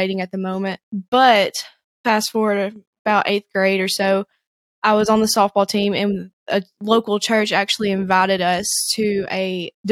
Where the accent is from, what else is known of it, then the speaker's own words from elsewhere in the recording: the Shoals area, Northwest Alabama, United States; moved away as an adult; now in Chattanooga, United States; I grew up in Northwest Alabama, around in the Shoals area